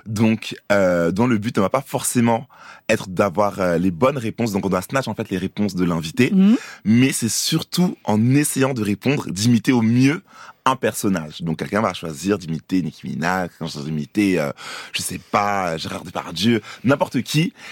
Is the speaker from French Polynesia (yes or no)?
no; Côte d’Ivoire; moved away; also born or lived in Paris, France; suis né à Paris, mais j'ai grandi aussi en Côte d'Ivoire. Longtemps, je suis allé à l'école